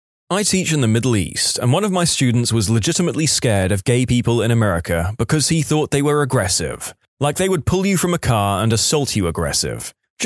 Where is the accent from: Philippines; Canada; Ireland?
Ireland; I'm from Ireland, but I lived in Ohio for a year.